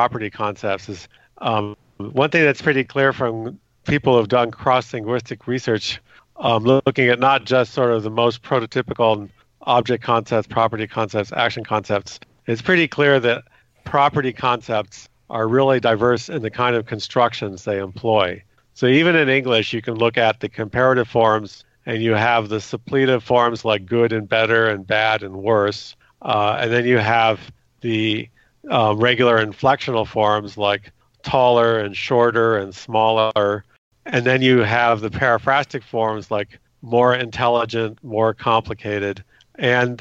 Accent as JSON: {"language": "English", "region": "California", "country": "United States", "tie": "born or raised there", "said": "I grew up in California, went to public schools"}